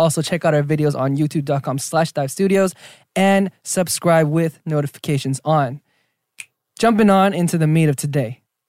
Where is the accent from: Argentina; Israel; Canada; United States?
Argentina; born there; He found out that I was born in Argentina.